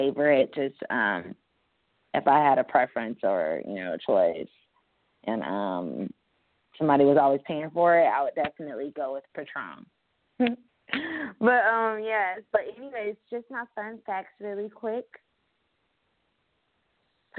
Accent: Fayetteville, North Carolina, United States; moved away; I am recording live from Fayetteville, North Carolina. It feels good to be home. This is where I'm from

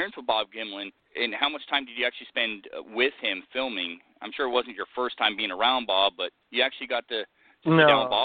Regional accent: United Kingdom; I'm British.

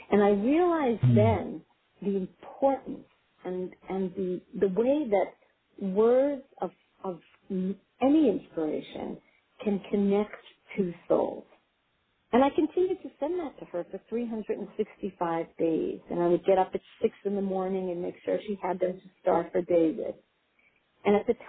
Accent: Israel; moved away; I grew up in Israel, and I grew up on a kibbutz

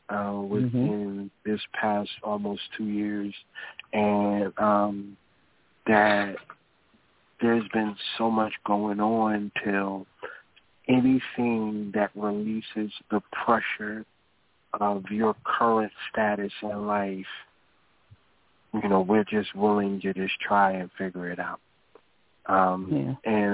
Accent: Sylvania, Georgia, United States; My family, we from Sylvania, Georgia

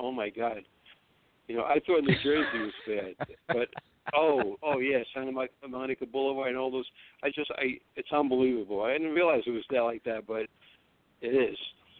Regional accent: Tripoli, Tripoli District, Libya; English is a second language; I was born in North Africa, but to Italian parents. I'm from

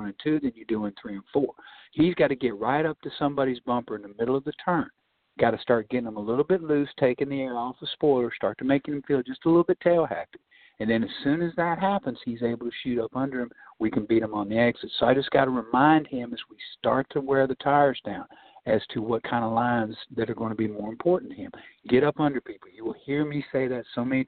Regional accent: Nashville, Tennessee, United States; Nashville's my hometown

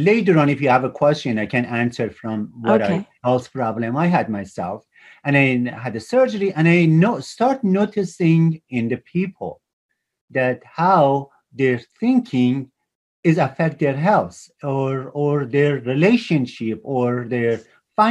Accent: Iran; moved away as an adult; also born or lived in Toronto, Canada; I grew up in Iran

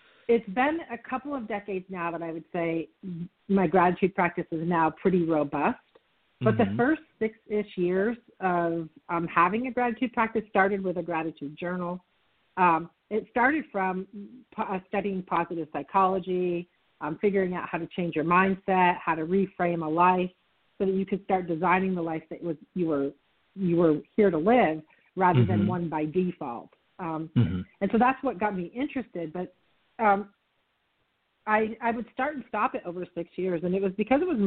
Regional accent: Vermont, United States; moved away as an adult; also born or lived in upstate New York / Texas; I grew up in Vermont, and I spent the first couple of decades of my life, well, almost three decades of my life in Vermont and upstate New York.

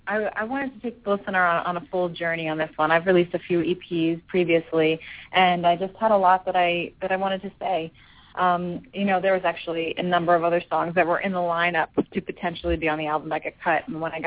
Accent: Philadelphia, Pennsylvania, United States; I'm not from the South. I've certainly spent a nice amount of time there, and I do like it there, but that's, you know, not why I'm from Philly.

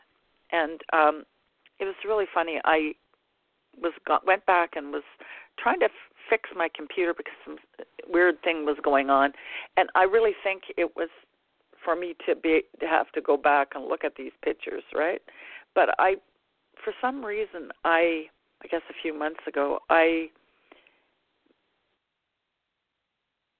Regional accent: Canada; I'm Canadian

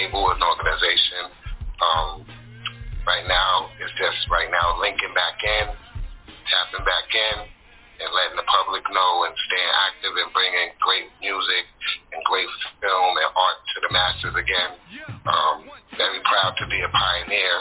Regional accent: New York City, New York, United States; also born or lived in Harlem, New York / Brooklyn / Staten Island; I'm from Queens. That's where I was raised since like 10 years old

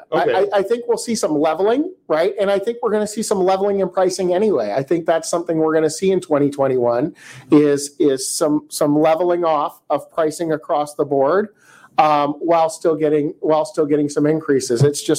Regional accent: Pasadena, California, United States; also born or lived in Alhambra, California; I was born in Alhambra. I lived in Pasadena until I was 12. You know, I lived there in my late 20s.

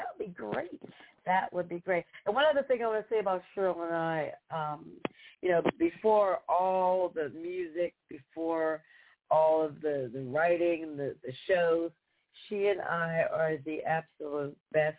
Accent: Pittsburgh, Pennsylvania, United States; I'm from, you know, city of Pittsburgh.

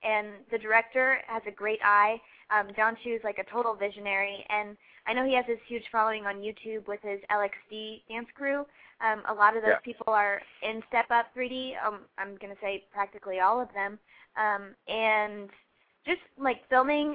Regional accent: Ohio, United States; moved away; I'm from Ohio

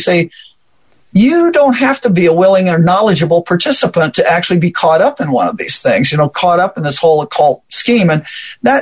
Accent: Omaha, Nebraska, United States; I'm from Omaha, Nebraska area.

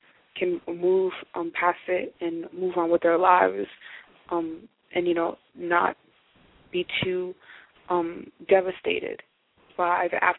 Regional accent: Haiti; And, I mean, I come from Haiti, and they get hit by a storm just about every year.

